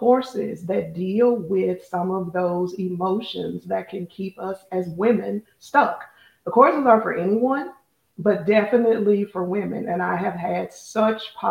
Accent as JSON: {"language": "English", "country": "United States", "said": "we as American women"}